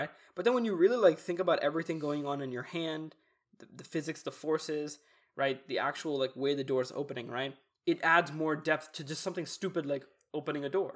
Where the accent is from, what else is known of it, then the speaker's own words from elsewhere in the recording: Texas, United States; I'm Texan